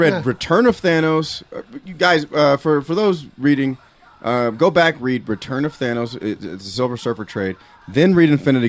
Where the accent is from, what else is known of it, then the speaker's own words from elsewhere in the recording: California, United States; moved away; we're from California, so we have that vibe there, and we miss home.